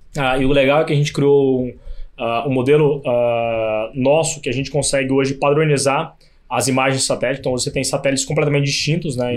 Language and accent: Portuguese; Campo Grande, Mato Grosso do Sul, Brazil; moved away; also born or lived in Switzerland; eu sou de Campo Grande, Mato Grosso do Sul. Sou filho de produtores rurais